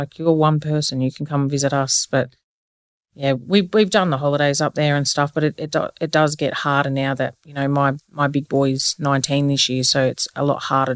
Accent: Canberra, Australian Capital Territory, Australia; born in Canberra, lived here all my life, wouldn't leave.

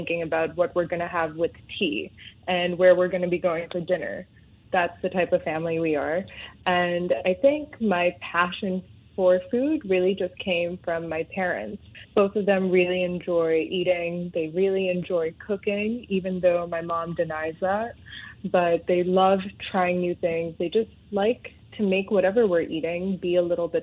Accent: Hong Kong; moved away as an adult; also born or lived in Mumbai, India / Delhi, India (family); now in Singapore; growing up in Hong Kong

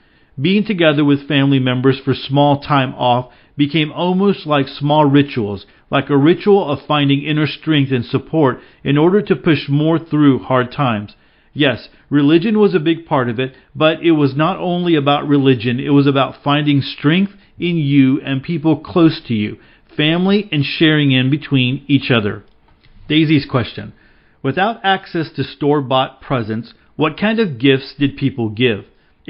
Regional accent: Bosnia & Herzegovina; English is a second language; As I said, I grew up in Yugoslavia, which was a socialistic and communistic country.

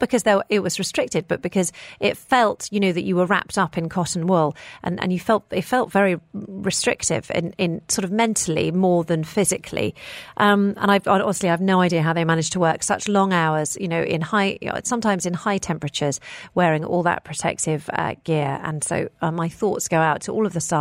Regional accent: United Kingdom; moved away; my home country of the United Kingdom

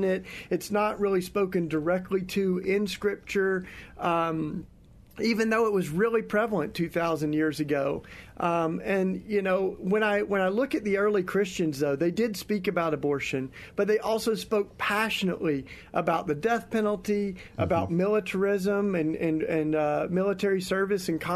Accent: East Tennessee, United States; I grew up in the Bible Belt in East Tennessee

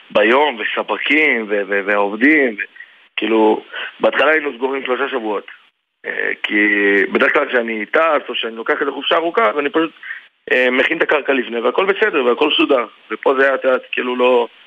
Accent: Lod, Central District, Israel; מלוד, כן, אני מלוד.

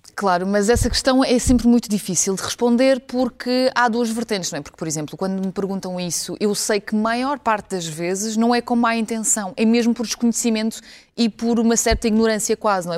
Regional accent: Ukraine; now in Portugal; sabendo que eu nasci na Ucrânia

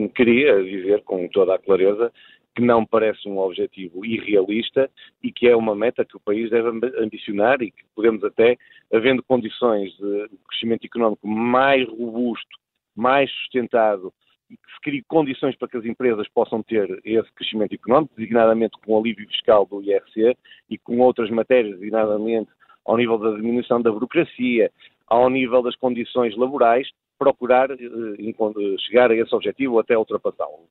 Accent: Braga, Norte, Portugal; de Braga, que conheço perfeitamente, do resto de onde sou oriundo

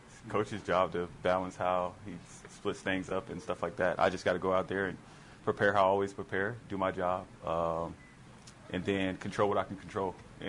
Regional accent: Florida, United States; I mean, I'm from Florida, so no.

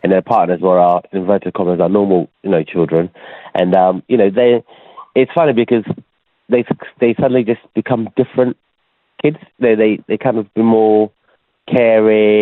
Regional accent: Ghana; moved away; I was born in Ghana

